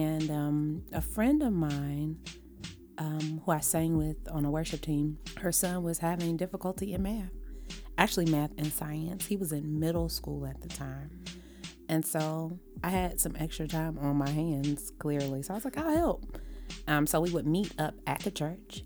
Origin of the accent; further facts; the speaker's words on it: Cincinnati, Ohio, United States; now in Atlanta, United States; I was born and raised in Kennedy Heights, and our bus went from Kennedy Heights, if you know anything about Cincinnati